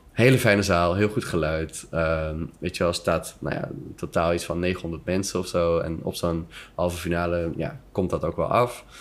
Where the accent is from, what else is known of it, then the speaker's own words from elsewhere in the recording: Amsterdam, North Holland, Netherlands; moved away as an adult; now in Antwerp, Belgium; uit die stad mhm. waar ik vandaan kom